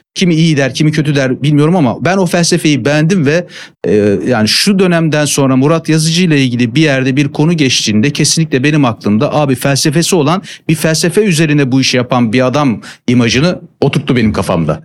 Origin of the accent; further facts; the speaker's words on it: Giresun, Turkey; moved away as an adult; now in Istanbul, Turkey; Memleketim Giresun benim. E, lise sona kadar Giresun'daydım. Ondan sonra üniversite için İstanbul'a gelmiştim.